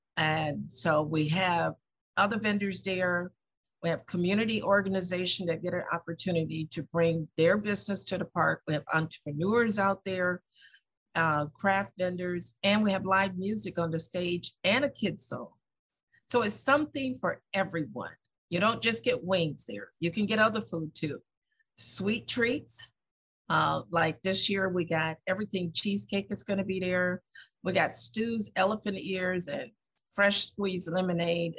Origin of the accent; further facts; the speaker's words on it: the South, United States; now in Lansing, United States; I'm from the South